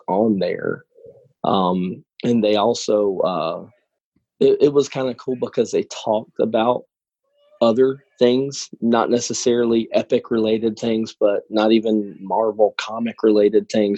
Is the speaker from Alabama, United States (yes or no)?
yes; about 20 minutes outside of Birmingham, Alabama, United States; I am from about 20 minutes outside of Birmingham, Alabama